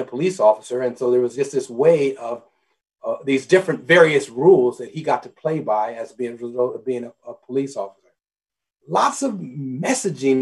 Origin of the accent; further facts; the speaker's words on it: Omaha, Nebraska, United States; I was raised in Omaha, Nebraska.